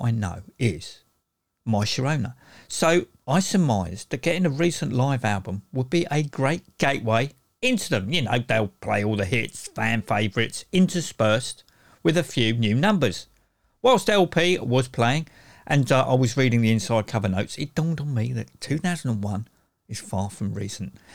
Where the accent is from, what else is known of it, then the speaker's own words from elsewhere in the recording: United Kingdom; I say shop as opposed to store because I'm British